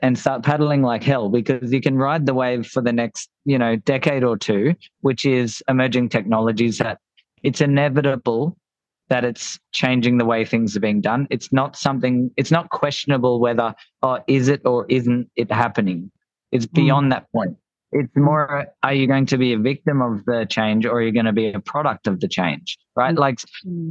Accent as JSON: {"language": "English", "town": "Gold Coast", "region": "Queensland", "country": "Australia", "said": "we're from the Gold Coast"}